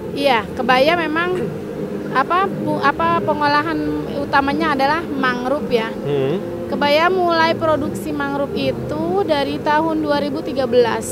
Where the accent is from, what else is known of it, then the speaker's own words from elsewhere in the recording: Muara Gembong, Bekasi Regency, West Java, Indonesia; Saya dari Muara Gembong.